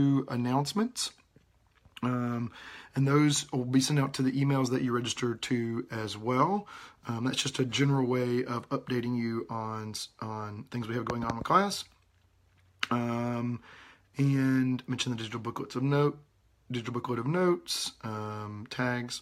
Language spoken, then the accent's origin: English; West Georgia, United States; moved away as an adult; I was born and raised in Georgia. I grew up in West Georgia, about 30 miles, 40 miles west of Atlanta